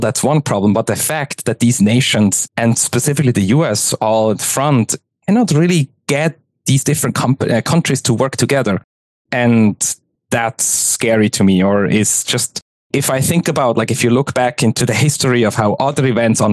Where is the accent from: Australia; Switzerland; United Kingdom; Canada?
Switzerland; moved away as an adult; also born or lived in Zurich; now in United States; I'm originally from Switzerland. I live in the US now, so I was in the tech scene of Zurich active